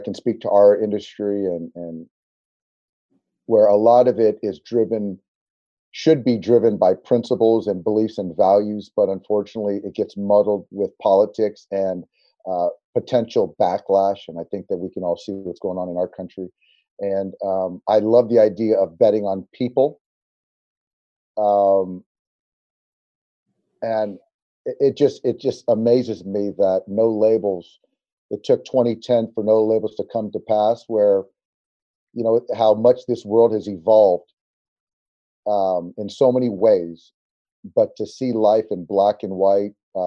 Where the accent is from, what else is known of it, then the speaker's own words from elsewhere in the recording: San Diego, California, United States; I grew up in San Diego